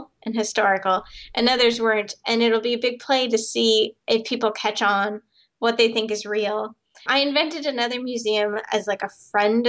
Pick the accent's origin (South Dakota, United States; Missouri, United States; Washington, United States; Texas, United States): South Dakota, United States; when I grew up in South Dakota, a big jackalope country